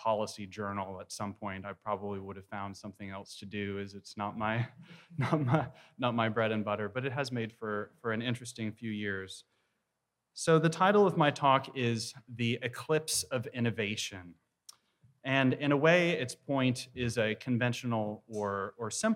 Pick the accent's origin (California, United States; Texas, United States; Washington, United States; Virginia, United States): Texas, United States; I'm from Texas